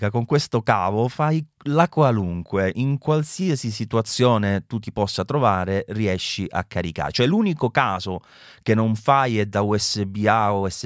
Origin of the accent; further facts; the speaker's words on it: Southern Italy, Italy; della mia terra del sud